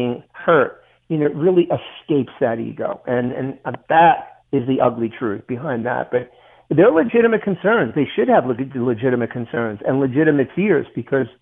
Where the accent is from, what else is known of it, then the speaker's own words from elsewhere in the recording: United States; We're American